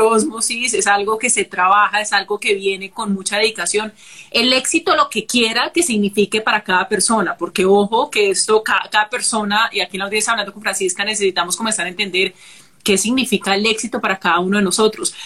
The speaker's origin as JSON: {"language": "Spanish", "town": "Cali", "region": "Valle del Cauca", "country": "Colombia", "said": "yo soy caleña"}